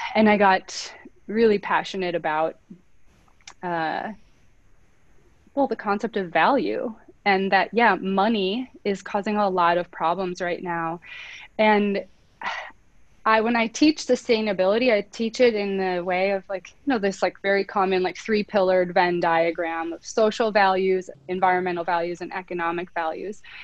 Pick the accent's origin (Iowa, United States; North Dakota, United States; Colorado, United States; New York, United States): North Dakota, United States; I grew up in North Dakota mm-hmm. in a small town